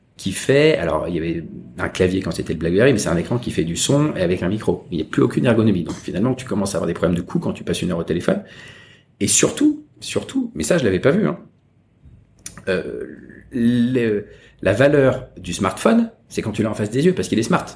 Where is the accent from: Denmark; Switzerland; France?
France; Paris, Île-de-France; moved away as an adult; now in Hong Kong; quand j'étais petit, à faire des circuits imprimés. J'allais rue d'Odessa acheter des, des machines